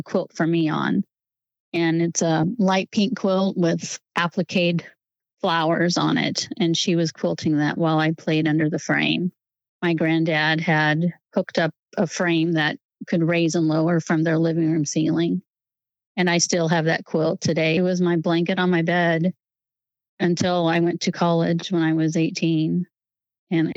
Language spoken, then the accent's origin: English; Northwest Missouri, United States; born or raised there; moved away as an adult; also born or lived in Santa Barbara, California / Kansas City area / Overland Park, Kansas; now in Olathe, United States